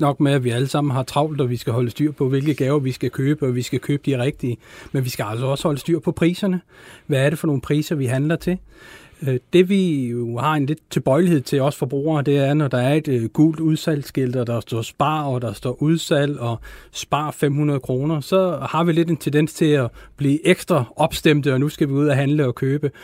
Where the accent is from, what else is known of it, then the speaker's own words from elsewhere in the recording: Denmark; som danskere